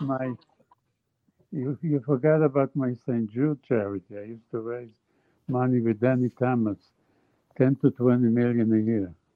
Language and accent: English; Jerusalem, Jerusalem District, Israel; moved away; I grew up in Jerusalem